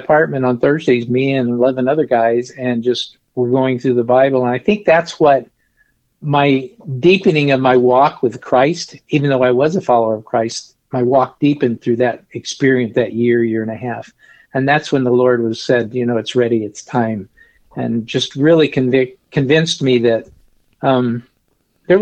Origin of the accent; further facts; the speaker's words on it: the Ozarks, Missouri, United States; moved away as an adult; also born or lived in Arkansas; I was actually born and raised in Missouri on a farm in the Ozarks